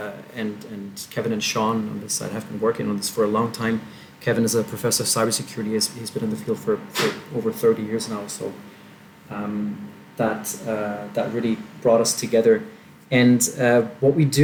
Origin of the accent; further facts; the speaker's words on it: Germany; moved away as an adult; now in Brazil; I grew up in Germany, and I was basically raised in a pretty linear way